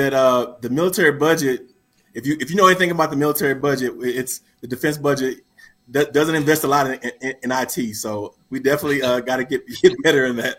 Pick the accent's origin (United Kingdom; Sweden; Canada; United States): United States; Louisiana; moved away; I'm a LSU fan because I grew up in Louisiana.